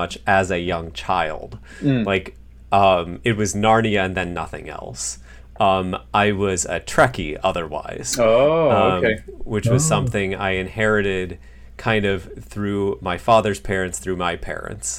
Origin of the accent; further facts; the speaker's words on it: Provo, Utah, United States; I was born in Provo, Utah, while my parents were attending Brigham Young University